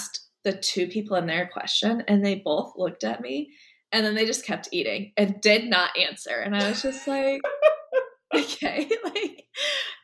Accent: Nebraska, United States; moved away; I was from Nebraska

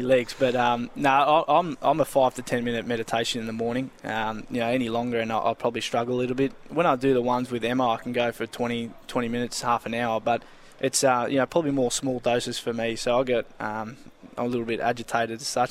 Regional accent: Preston, Victoria, Australia; growing up in Preston.

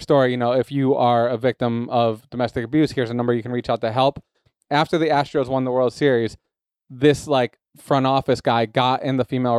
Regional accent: New England, United States; I'm from New England

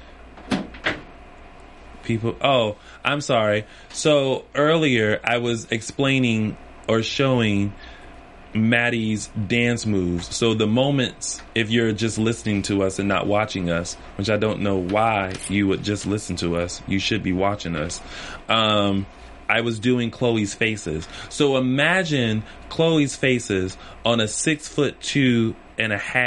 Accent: the South, United States; I'm from the South

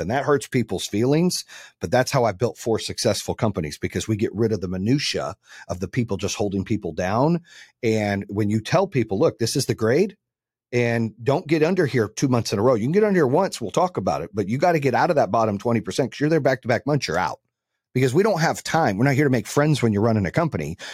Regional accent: Phoenix, Arizona, United States; also born or lived in Birmingham, Michigan; now in Charlotte, United States; I grew up in Phoenix and then I lived in Charlotte for a long time

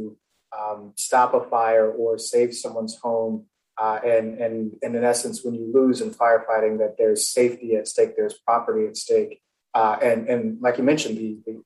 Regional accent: Florida, United States; moved away; also born or lived in Nebraska; I'm originally from Florida

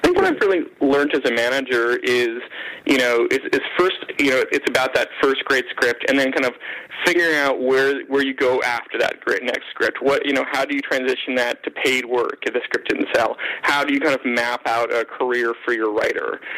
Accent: Canada; being Canadian

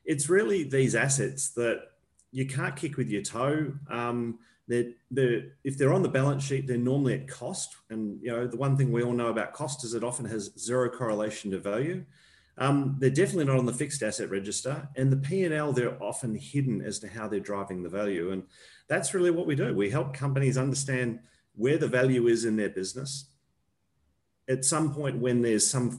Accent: Australia; also born or lived in New Zealand; I'm an Australian

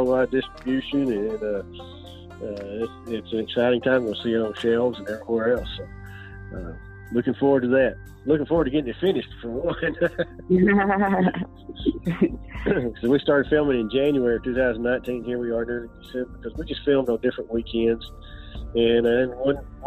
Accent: Dallas, Texas, United States; I was born in Dallas, Texas, and I've lived all my life here

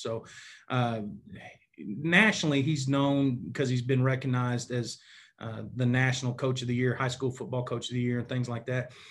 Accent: Enid, Oklahoma, United States; I grew up in Enid, Oklahoma, which is in northwestern part of Oklahoma

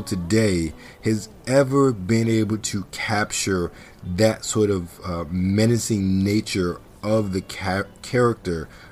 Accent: Baltimore, Maryland, United States; Growing up in Baltimore

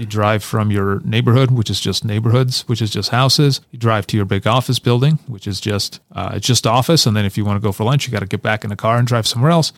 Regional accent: Kyiv, Ukraine; now in United States; I'm originally from Kyiv, Ukraine, so I grew up on a ninth floor of a, one of those Soviet blockhouse

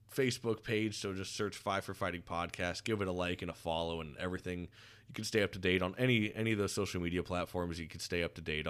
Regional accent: Florida, United States; growing up down in Florida

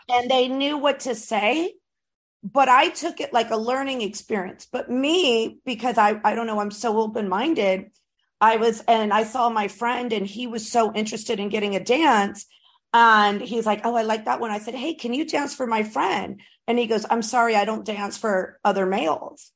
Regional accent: Florida, United States; I was raised in Florida.

